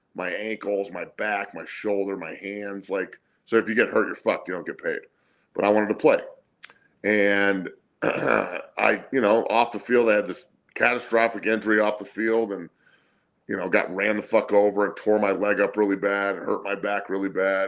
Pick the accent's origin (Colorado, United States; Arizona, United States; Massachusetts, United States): Colorado, United States; Denver; also born or lived in Santa Cruz, California; I grew up in Denver, but I was born in Santa Cruz